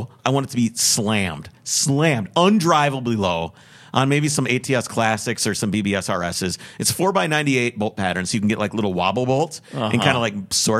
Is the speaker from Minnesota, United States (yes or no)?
yes; Minneapolis, Minnesota, United States; I'm like, "Oh, I'm from Minneapolis."